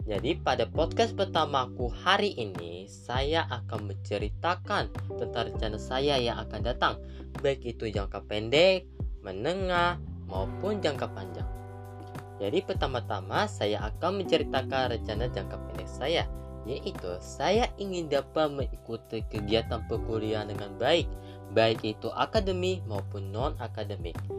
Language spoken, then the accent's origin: Indonesian; Bekasi, West Java, Indonesia; Saya dari kelompok 2. Saya berasal dari Bekasi